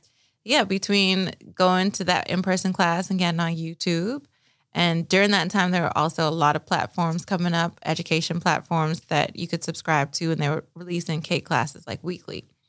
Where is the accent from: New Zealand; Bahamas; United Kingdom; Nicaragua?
Bahamas; Nassau, New Providence; moved away; I grew up in Nassau, Bahamas, the land of sun, sand, and sea.